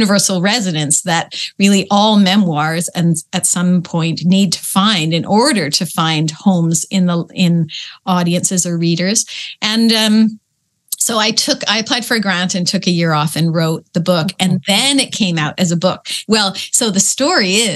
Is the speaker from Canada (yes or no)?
yes; Peterborough, Ontario, Canada; I grew up in Peterborough, Ontario, which was at that time a pretty small provincial little place.